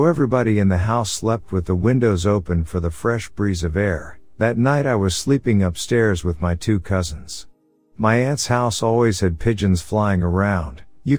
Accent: Sacramento, California, United States; A little backstory, I'm from Northern California, Sacramento area. All my life I wanted to be a cop.

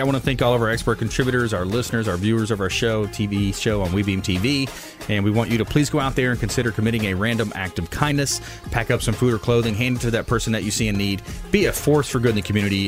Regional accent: the South, United States; I'm kind of a country boy at heart, man. I grew up in the South

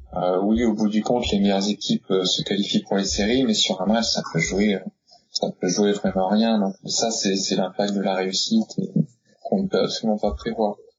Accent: Normandy, France; je suis normand

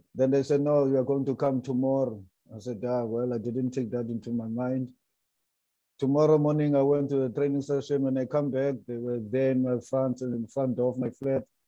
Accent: Cape Town, Western Cape, South Africa; also born or lived in Transkei; I'm from Cape Town, and you know us here in Cape Town

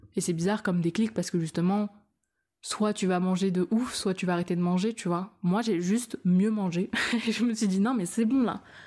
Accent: France; Je suis française

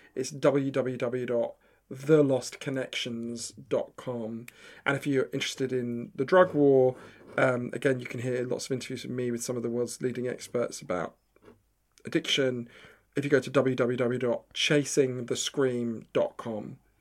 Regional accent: Edgware, London, United Kingdom; moved away; also born or lived in New York; I'm from Edgware in, in, I grew up in Edgware at the end of the Northern Line

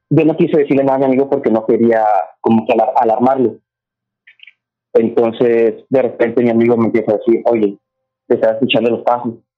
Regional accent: Monterrey, Nuevo León, Mexico; moved away as an adult; now in Houston, United States; Yo soy de Monterrey

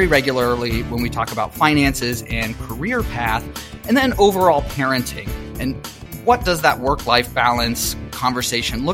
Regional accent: Pittsburgh, Pennsylvania, United States; moved away; I am from Pittsburgh

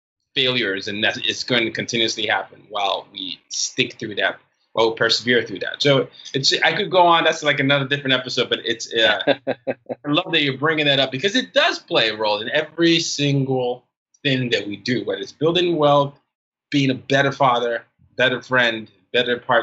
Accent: Nigeria; I come at it from the Nigerian perspective

